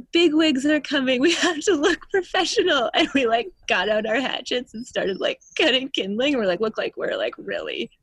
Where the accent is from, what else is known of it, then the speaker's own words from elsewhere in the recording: southern Saskatchewan, Canada; moved away; also born or lived in the coast; originally I am from Treaty 4 territory all the way over on the prairies in southern Saskatchewan.